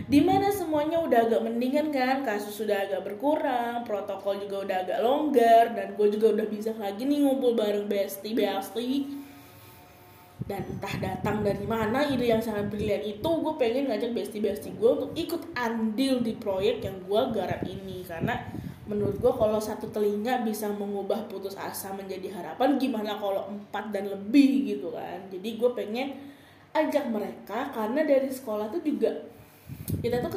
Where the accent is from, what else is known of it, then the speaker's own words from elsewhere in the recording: Bogor, West Java, Indonesia; setelah pulang dari Bogor setelah gue pulang kampung gue lebaran di Bogor kan